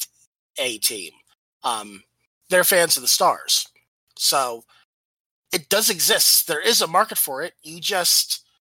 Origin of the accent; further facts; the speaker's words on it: New Jersey, United States; moved away; I'm originally from New Jersey